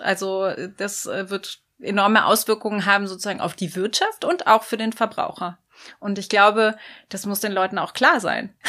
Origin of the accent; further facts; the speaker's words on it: North Rhine-Westphalia, Germany; ich komme selber auch aus Nordrhein-Westfalen